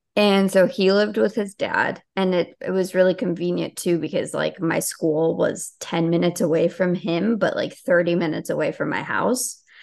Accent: Chicago, Illinois, United States; also born or lived in Albania; I grew up in Chicago.

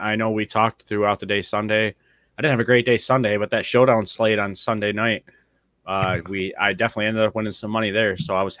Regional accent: next to Oxford, Michigan, United States; Oxford High School in my right next to my hometown there.

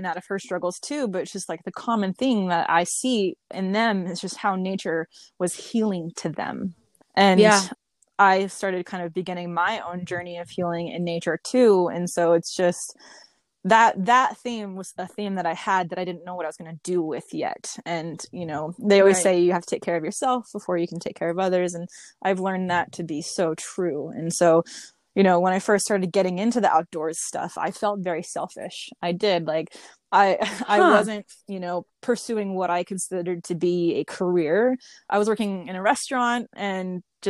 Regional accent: Las Vegas, Nevada, United States; I grew up out in Las Vegas

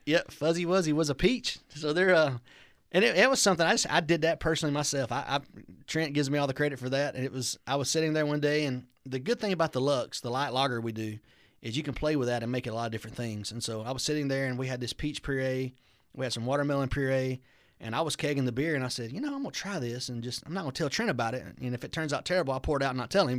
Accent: Alabama, United States; also born or lived in Rome, Georgia; now in Georgia, United States; kinda my hometown area where I'm from

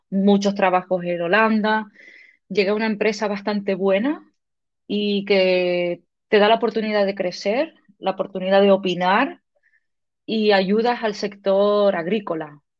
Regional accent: Canary Islands, Spain; de Tenerife, pero mis padres eran canariones y, luego con tantos idiomas que tengo en la cabeza, no sé ya qué

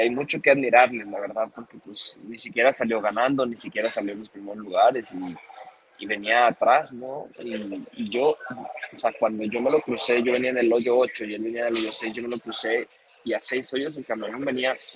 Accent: Mexico; Me hubiera encantado haber ganado en mi país

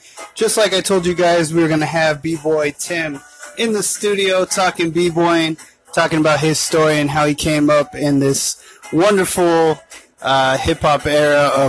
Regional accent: Tucson, Arizona, United States; growing up in Tucson, Arizona

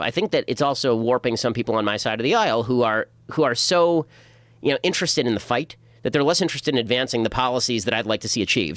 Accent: Los Angeles, California, United States; also born or lived in Burbank / Boston; I was born in Burbank, grew up in North Hollywood

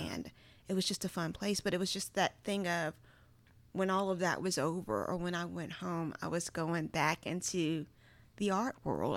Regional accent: Charles City County, Virginia, United States; moved away as an adult; now in Mississippi, United States; I am from Charles City County, Virginia. Now, if it's a city county in the actual name, that should tell you how small it is

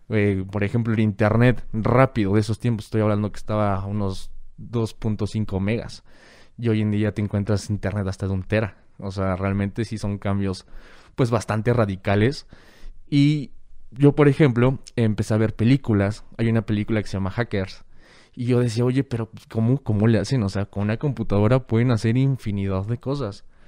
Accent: Guadalajara, Jalisco, Mexico; nací en Guadalajara y vivo en todas partes

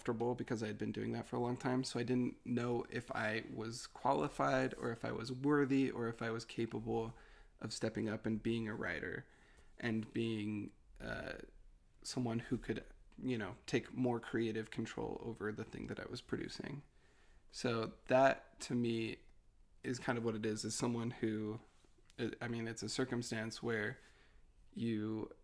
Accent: Utah, United States; I grew up in Utah in a very religious household

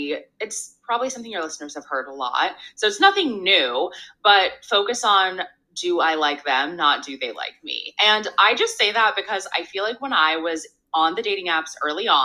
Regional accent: San Diego, California, United States; now in Los Angeles, United States; I'm from San Diego, but I've been in LA for so many years at this point

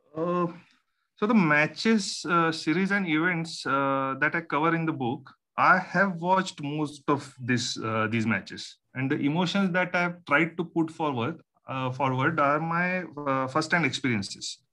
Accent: Malvan, Maharashtra, India; I grew up in Malvan. It's a small coastal town in Konkan.

